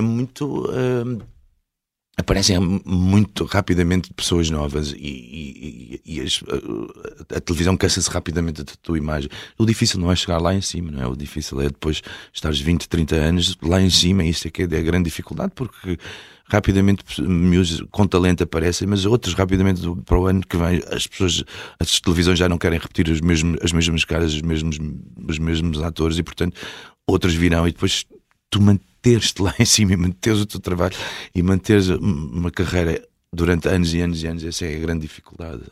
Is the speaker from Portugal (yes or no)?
yes; Portugal; also born or lived in Beira, Mozambique; nasci em 72 e eu vim, com, vim logo em, eh, em, janeiro de 76, portanto tinha 4